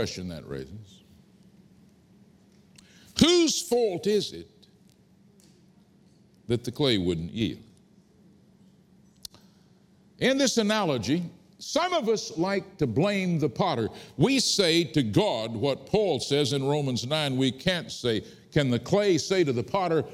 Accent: Fort Worth, Texas, United States; I was born in Fort Worth, Texas, out on the Texas prairie, not here in London

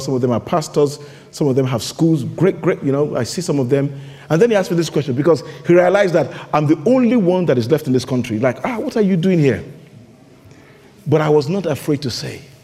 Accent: Nigeria; accent: Nigerian; now in London, United Kingdom; my Nigerian accent

